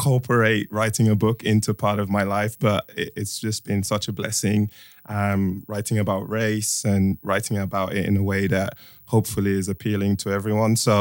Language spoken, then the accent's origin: English; London, United Kingdom; moved away as an adult; also born or lived in Nigeria / Ireland; I grew up in Streatham and that's a very mixed sort of culture